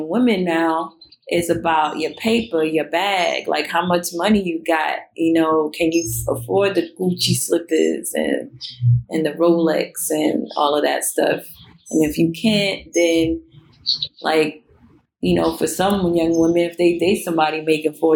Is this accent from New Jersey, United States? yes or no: no; New York City, New York, United States; moved away; I'm from Brooklyn